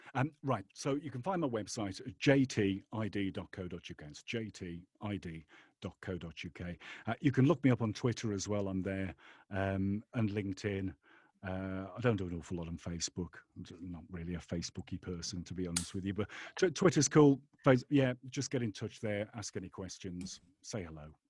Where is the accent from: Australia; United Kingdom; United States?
United Kingdom; England; I was brought up in England